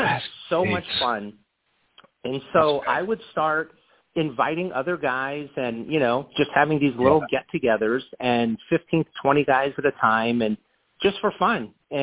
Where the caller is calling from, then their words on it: Phoenix, Arizona, United States; I'm calling from our corporate office in the beautiful Ahwatukee foothills in Arizona.